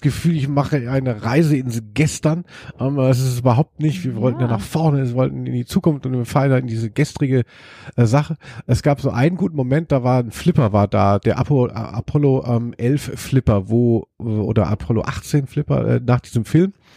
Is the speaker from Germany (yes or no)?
yes; Hesse, Germany; eigentlich komme ich ja aus Hessen und, ähm, aus dem Bereich Musik